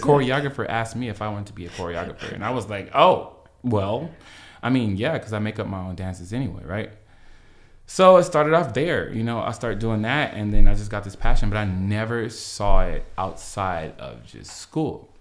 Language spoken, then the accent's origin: English; Los Angeles, California, United States; me being an L A native